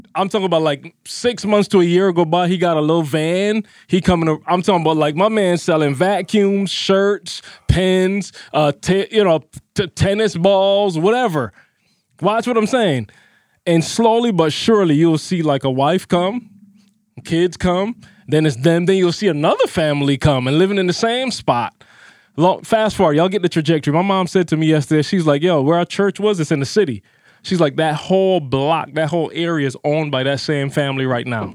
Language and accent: English; Barbados; moved away; I grew up in Barbados